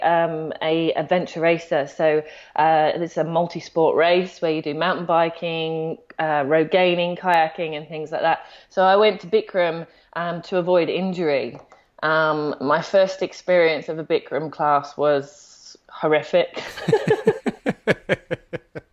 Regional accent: United Kingdom; now in Sydney, Australia; I'm originally from the UK

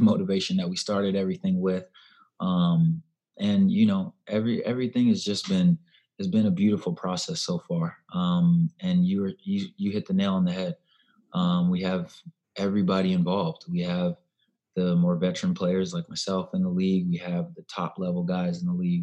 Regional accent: Davis, California, United States; moved away as an adult; also born or lived in Santa Clara, California / Chapel Hill, North Carolina / Chicago; now in Nashville, United States; I grew up in Davis, California.

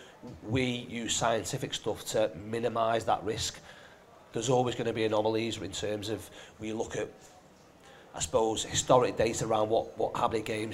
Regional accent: Chester, North West England, United Kingdom; I was born in Chester

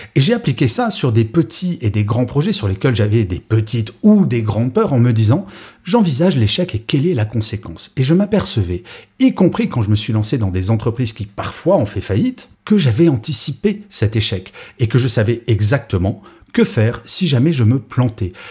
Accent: Grenoble, Auvergne-Rhône-Alpes, France; je suis né à Grenoble

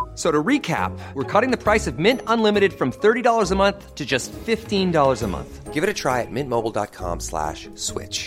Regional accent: Queensland, Australia; I am a Queenslander

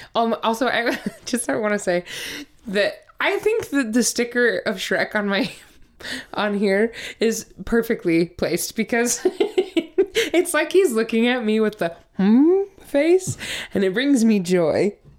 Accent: Montana, United States; moved away; also born or lived in Utah; I'm originally from Montana.

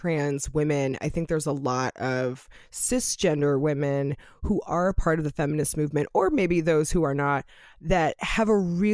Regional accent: Los Angeles, California, United States; living and growing up in Los Angeles, California

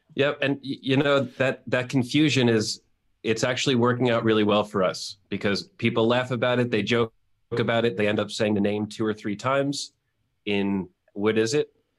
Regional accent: New York, United States; moved away as an adult; now in Mexico; I am born and bred in New York. Grew up there my whole life

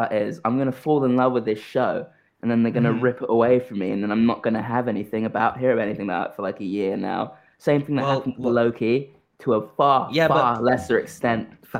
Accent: United Kingdom; I am aggressively British.

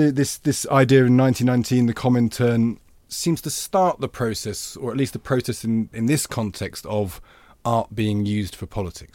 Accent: England, United Kingdom; I'm from the Midlands and I had it.

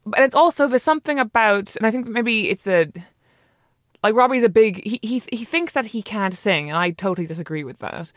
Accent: Ireland; I'm Irish

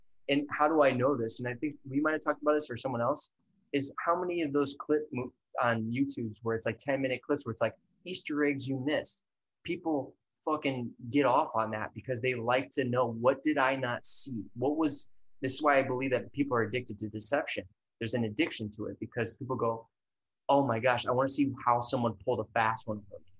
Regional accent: Ireland; I'm Irish.

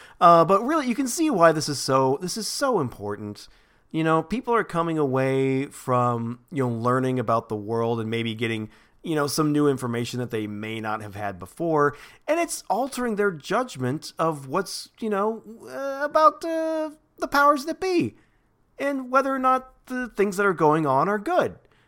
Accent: Alabama, United States; I'm so proud of my home state of Alabama. They have really led the charge.

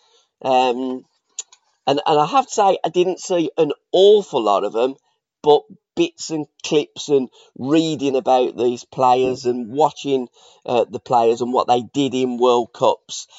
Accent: England, United Kingdom; we're English

